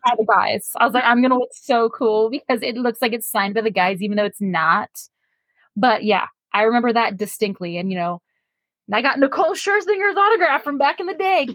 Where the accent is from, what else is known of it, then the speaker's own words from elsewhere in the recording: San Leandro, California, United States; I grew up in San Leandro, literally next door to Oakland